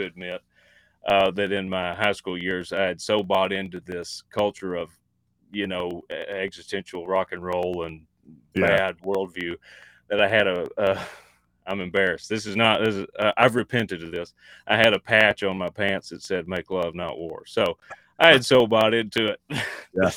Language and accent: English; East Texas, United States; I grew up in East Texas, and I rodeoed a bunch and just did farm life stuff, small town stuff.